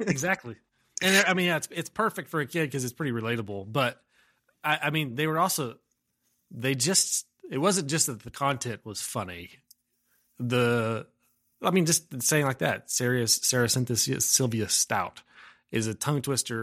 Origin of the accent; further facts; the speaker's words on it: Umbarger, Texas, United States; also born or lived in Amarillo, Texas; I grew up in a, on a farm about a mile north of a town called Umbarger, Texas